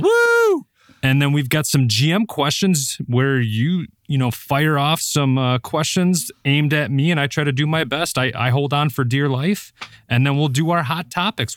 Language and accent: English; Appleton, Wisconsin, United States; I was born and raised in Appleton, Wisconsin